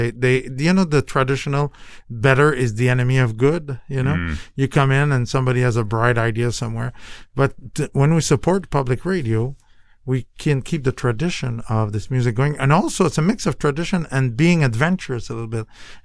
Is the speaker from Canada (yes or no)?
yes; Canada; moved away as an adult; now in United States; I'm from Canada.